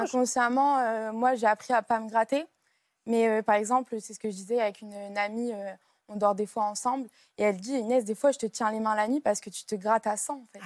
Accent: Lille, Hauts-de-France, France; je suis de Lille, donc c'est une grande ville, Lille même

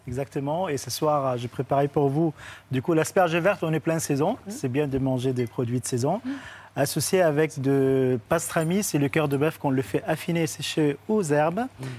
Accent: Beirut, Beirut Governorate, Lebanon; now in Paris, France; l'asperge d'ici, du coup, à Beyrouth, mon pays natal

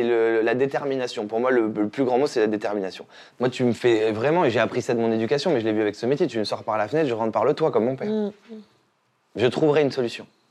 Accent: Saint-Émilion, Nouvelle-Aquitaine, France; now in Paris, France; Quand je suis arrivé de Saint-Émilion à Paris

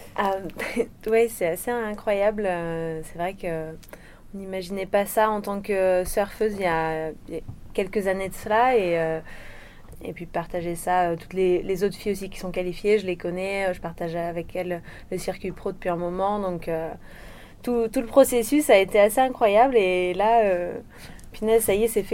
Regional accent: Réunion; also born or lived in Le Puy-en-Velay, Haute-Loire, France; je suis née en Haute-Loire et euh, mes parents ont déménagé à La Réunion. J'avais 20 mois à peu près.

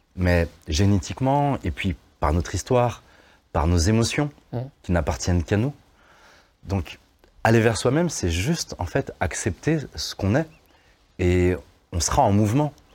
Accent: Vaulx-en-Velin, Auvergne-Rhône-Alpes, France; J'ai grandi au Mas du Taureau, un quartier qui a mauvaise presse

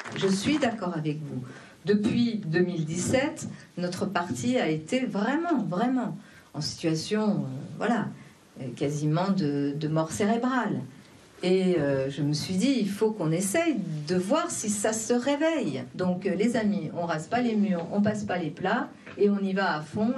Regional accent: Lyon, Auvergne-Rhône-Alpes, France; moved away; j'ai grandi euh, euh, à Lyon

